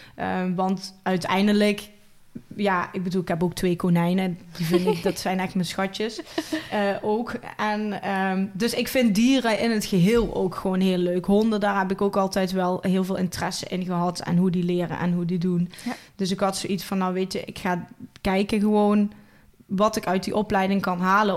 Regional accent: Valkenburg aan de Geul, Limburg, Netherlands; accent: Limburgish; ik kom uit Valkenburg aan de Hul

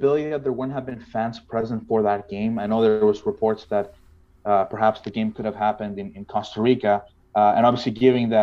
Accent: Edmonton, Alberta, Canada; my hometown of Edmonton

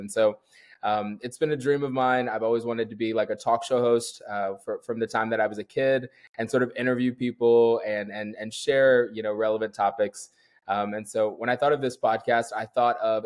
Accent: Columbus, Ohio, United States; moved away as an adult; now in Brooklyn, United States; I was born and raised in Columbus, Ohio. I currently live in Brooklyn, New York

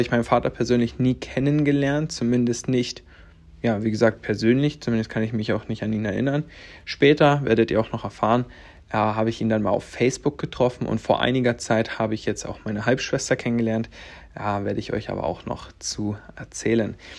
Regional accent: Viļāni, Latvia; moved away; also born or lived in Stendal, Saxony-Anhalt, Germany; Als ich drei Monate alt war, bin ich dann nach Lettland gefahren worden, sagen wir es mal so, und bin dann die kommenden Jahre in Lettland aufgewachsen

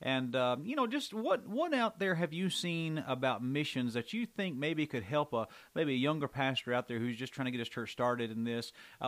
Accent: Georgia, United States; I'm from Georgia

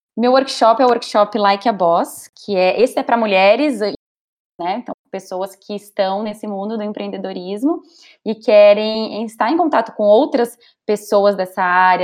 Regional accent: Brazil; accent: Brazilian; moved away as an adult; also born or lived in São Paulo / London; now in San Diego, United States; eu sou brasileira

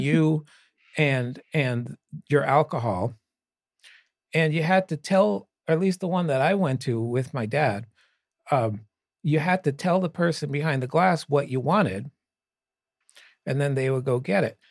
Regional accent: Pennsylvania, United States; I grew up in Pennsylvania

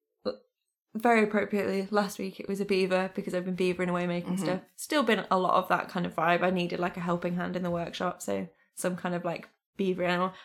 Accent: United Kingdom; growing up in Britain, like, you don't... Geography education isn't super great in the UK, or it definitely wasn't in my school.

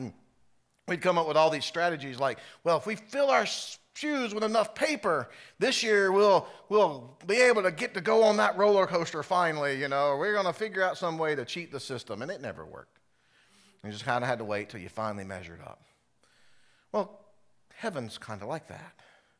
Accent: South Carolina, United States; For me, growing up in South Carolina, Carowinds was our amusement park.

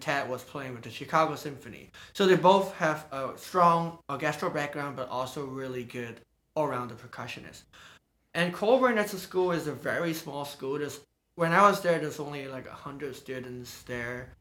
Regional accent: Hong Kong; moved away as an adult; also born or lived in London / Los Angeles; now in San Francisco, United States; I was born in Hong Kong, and I spend most of the time there learning Chinese percussion and Western percussion.

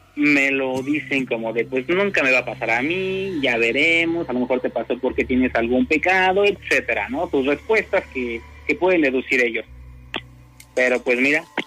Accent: State of Mexico, Mexico; originario soy de, de Estado de México

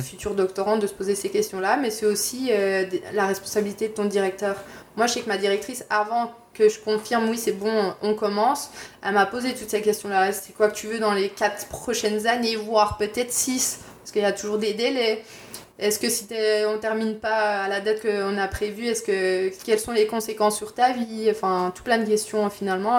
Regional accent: Bourgogne-Franche-Comté, France; moved away as an adult; also born or lived in Quebec City, Canada; now in Montreal, Canada; je viens de Franche-Comté, je suis un peu une tricheuse. Euh, je viens de la frontière euh, avec la Suisse, donc euh, je connais ça la neige.

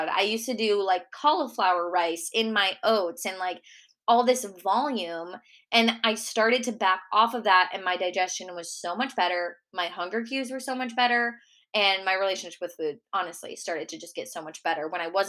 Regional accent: Minnesota, United States; accent: Minnesota; moved away; my Minnesota accent

